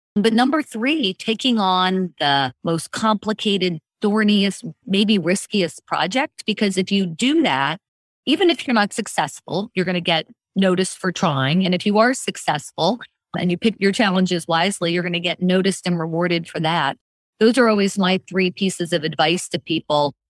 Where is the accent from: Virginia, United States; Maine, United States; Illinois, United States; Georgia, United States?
Virginia, United States; McLean; also born or lived in Washington, D.C.; I am born and raised in the Washington, D.C. area, born and raised in McLean, Virginia